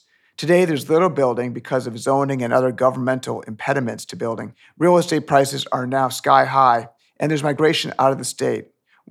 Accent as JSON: {"language": "English", "town": "Chicago", "region": "Illinois", "country": "United States", "tie": "born or raised there", "said": "I was born in Chicago."}